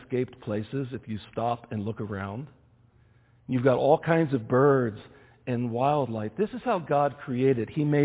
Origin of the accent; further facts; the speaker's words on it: United States; also born or lived in Kenya; as an American